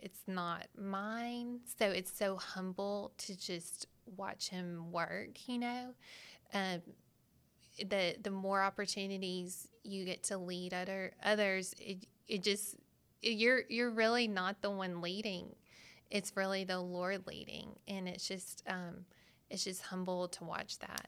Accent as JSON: {"language": "English", "region": "Arkansas", "country": "United States", "tie": "born or raised there", "said": "I was born and raised in Arkansas, and my parents go to Manuel Baptist in Little Rock"}